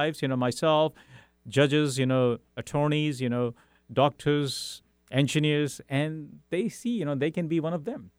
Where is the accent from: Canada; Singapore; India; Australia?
India; English is a second language; moved away as an adult; also born or lived in Europe; now in Seattle, United States; I grew up in India, then lived in Europe for five years